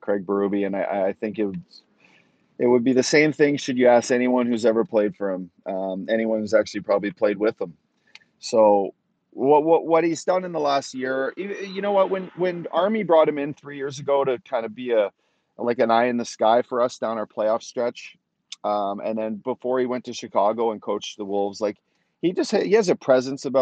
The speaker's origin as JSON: {"language": "English", "country": "Canada", "said": "play for my home country again"}